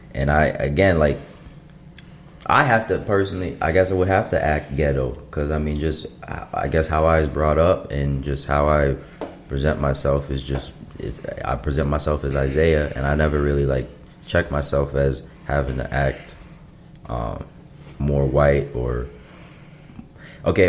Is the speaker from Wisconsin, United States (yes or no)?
no; suburb of Chicago, Illinois, United States; I'm from the Midwest, grew up in suburb of Chicago